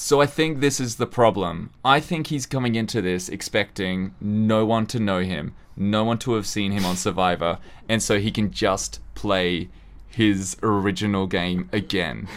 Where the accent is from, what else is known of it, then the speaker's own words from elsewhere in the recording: Australia; growing up in Australia